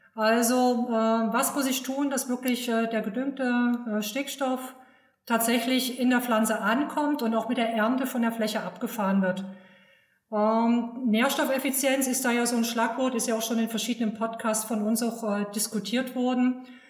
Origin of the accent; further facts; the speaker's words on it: Saxony, Germany; moved away as an adult; also born or lived in Berlin / Brandenburg; bin aufgewachsen in Sachsen